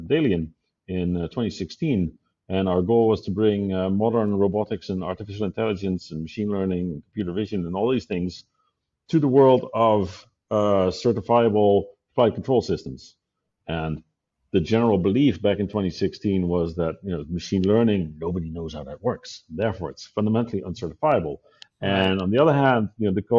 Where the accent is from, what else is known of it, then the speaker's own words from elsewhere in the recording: Netherlands; moved away as an adult; also born or lived in Zurich, Switzerland / Hawthorne, California; now in Switzerland; I moved from Zurich, from the Netherlands, where I was born and raised, to Zurich in Switzerland when Google opened an office there back in 2005.